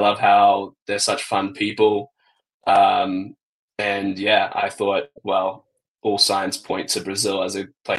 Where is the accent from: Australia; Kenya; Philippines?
Australia; I think I'm Australian and like Southeast Asia is convenient. It's closer to home, better time zone for Australia